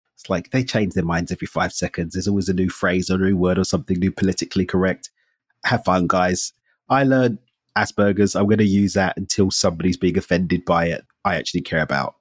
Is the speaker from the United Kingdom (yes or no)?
yes; England, United Kingdom; moved away as an adult; now in Mexico; I'm English